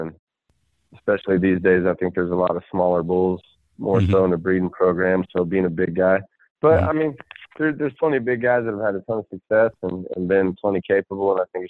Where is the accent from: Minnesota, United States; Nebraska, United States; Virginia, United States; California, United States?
Nebraska, United States; also born or lived in Kansas; I'm from Nebraska. That's where I call home, home. I was born in Kansas because my dad was stationed there.